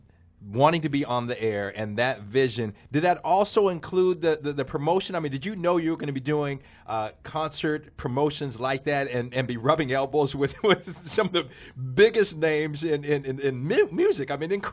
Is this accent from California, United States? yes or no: no; Seattle, Washington, United States; I grew up in Seattle in the days where, as a kid, I could walk down from Mount Baker Beach to the pits and talk to the drivers